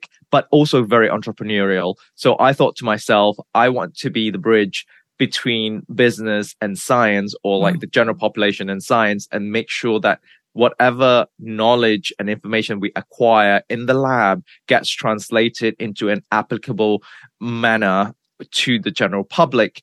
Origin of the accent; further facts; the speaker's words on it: Malaysia; moved away as an adult; also born or lived in Nottingham, United Kingdom / New York, United States; So I was born and bred in Malaysia. I grew up in Malaysia until I was 20 years old.